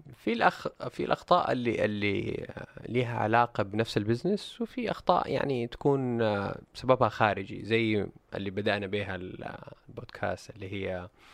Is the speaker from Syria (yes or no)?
no; Saudi Arabia; عندنا في السعوديه